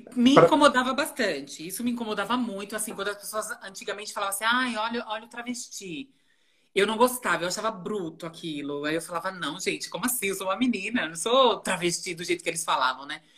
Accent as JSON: {"language": "Portuguese", "town": "Rio Grande da Serra", "region": "São Paulo", "country": "Brazil", "tie": "born or raised there", "also_born_or_lived": "Ribeirão Pires", "moved": "as an adult", "lives_now": "São Paulo, Brazil", "said": "eu nasci em Ribeirão Pires, né? Morei em Rio Grande da Serra muito tempo"}